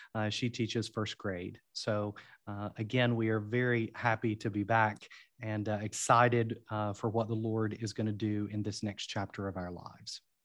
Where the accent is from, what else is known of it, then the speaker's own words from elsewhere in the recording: London, Kentucky, United States; also born or lived in Wales; I grew up in a small city called London, Kentucky, um, which is southeastern Kentucky